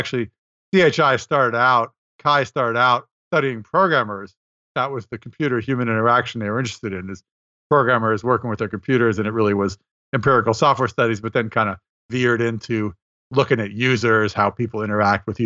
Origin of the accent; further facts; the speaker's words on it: Montreal, Quebec, Canada; moved away; in Montreal this year, which is my hometown.